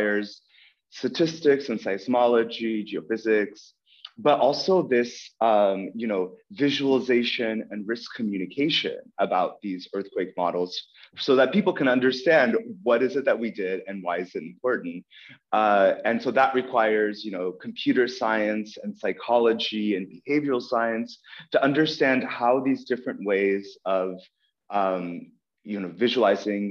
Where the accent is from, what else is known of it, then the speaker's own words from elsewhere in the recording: Northern California, United States; moved away as an adult; also born or lived in Ukraine / London, United Kingdom; now in Berlin, Germany; We settled in Northern California near San Francisco when I was seven. So I grew up in Northern California